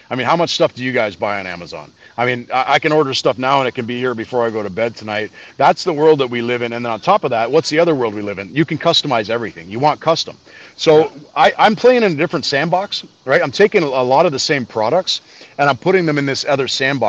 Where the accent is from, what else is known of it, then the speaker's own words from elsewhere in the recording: Canada; being a Canadian kid